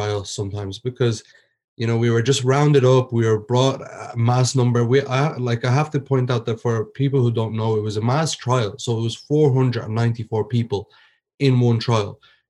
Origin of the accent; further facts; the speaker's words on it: Ireland; also born or lived in Egypt; I was born and raised in Ireland